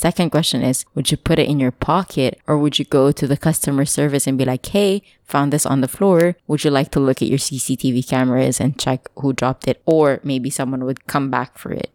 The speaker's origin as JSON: {"language": "English", "country": "Philippines", "moved": "yes", "said": "I'm from the provincial area"}